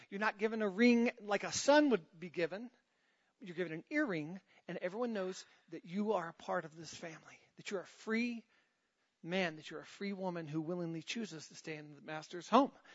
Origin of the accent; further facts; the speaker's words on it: United States; I'm a Christian before I'm an American. And I love being an American